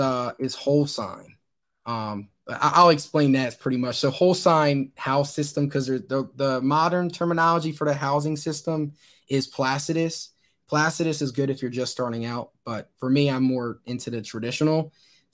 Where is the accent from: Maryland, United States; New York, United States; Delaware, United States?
Delaware, United States; Wilmington; born there; I was born in Wilmington, Delaware.